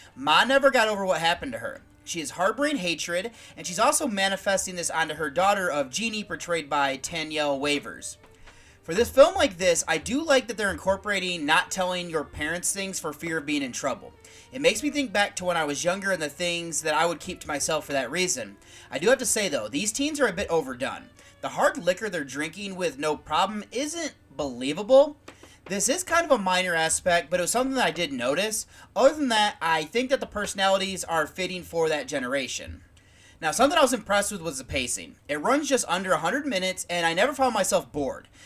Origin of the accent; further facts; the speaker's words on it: United States; as an American